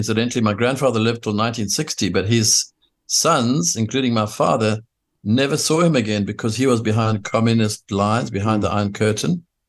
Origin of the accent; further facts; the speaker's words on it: South Africa; born there; Well, I was born in South Africa in 1953.